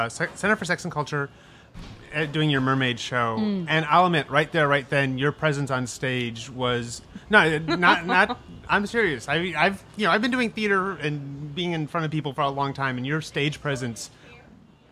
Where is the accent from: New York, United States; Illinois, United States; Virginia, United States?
Illinois, United States; Chicago; I grew up in Chicago